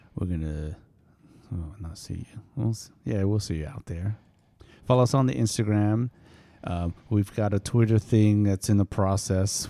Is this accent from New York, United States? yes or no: yes; New York, United States; also born or lived in East Coast / California; now in Central Coast, California, United States; I am from New York, but now I live in California